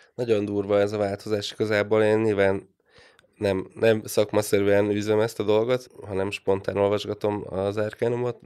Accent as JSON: {"language": "Hungarian", "country": "Hungary", "tie": "born or raised there", "moved": "yes", "lives_now": "Budapest, Hungary", "said": "vidéken nőttem föl"}